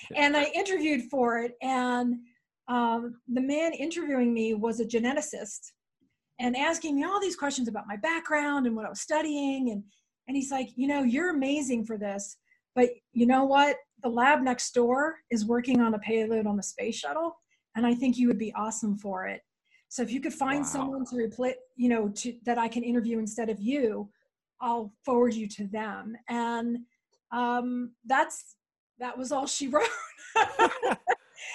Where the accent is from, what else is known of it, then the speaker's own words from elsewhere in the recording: Philadelphia, Pennsylvania, United States; moved away as an adult; also born or lived in New York City / Washington, D.C. / Oregon; now in Boulder, United States; I grew up in outside Philadelphia